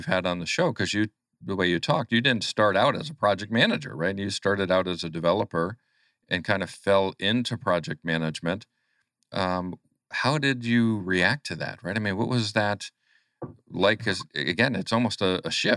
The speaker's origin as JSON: {"language": "English", "town": "Albany", "region": "New York", "country": "United States", "tie": "born or raised there", "moved": "yes", "said": "I grew up in the Albany, New York region"}